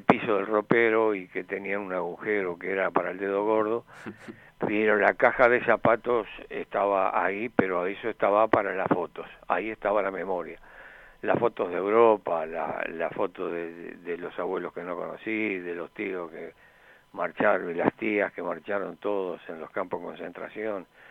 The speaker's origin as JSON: {"language": "Spanish", "region": "Florida", "country": "Uruguay", "tie": "born or raised there", "said": "yo nací en Florida"}